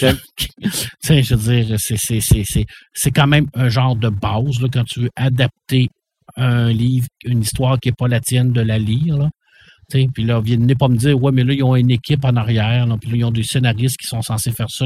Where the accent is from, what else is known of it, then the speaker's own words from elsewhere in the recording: Quebec, Canada; on peut rien être fier de ça en tant que Québécois